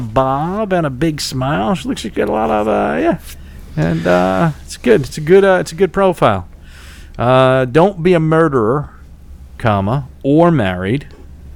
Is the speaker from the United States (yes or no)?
yes; New York City, New York, United States; I was born and raised on the worst place on earth. Staten Island